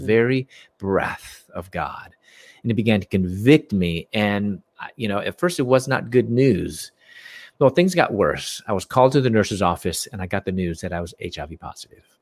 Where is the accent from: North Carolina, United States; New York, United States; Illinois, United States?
Illinois, United States; Chicago; moved away as an adult; also born or lived in Louisville, Kentucky; I'm from Chicago and mm. I moved from Chicago to Louisville, Kentucky